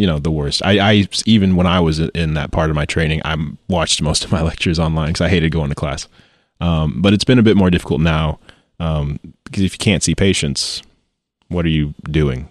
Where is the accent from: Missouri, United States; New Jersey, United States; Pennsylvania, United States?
Missouri, United States; Joplin; born or raised there; also born or lived in St. Louis, Missouri / Baxter Springs, Kansas